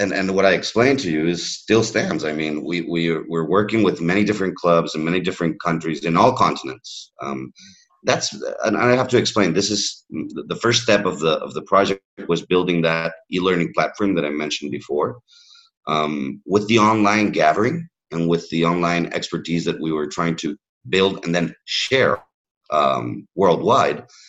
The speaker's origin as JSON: {"language": "English", "town": "Miami", "region": "Florida", "country": "United States", "tie": "born or raised there", "also_born_or_lived": "Catalonia / Madrid / California", "first_language": "English", "moved": "yes", "said": "I was raised in in Miami"}